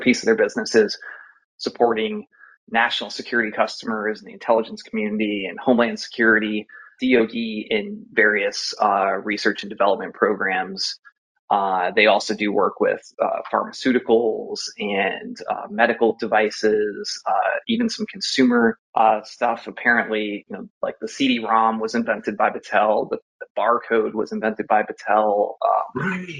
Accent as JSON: {"language": "English", "town": "Maumee", "region": "Ohio", "country": "United States", "tie": "born or raised there", "also_born_or_lived": "Columbus, Ohio", "said": "grew up uh, in Ohio, actually, outside of Toledo, a small su- suburb called Maumee"}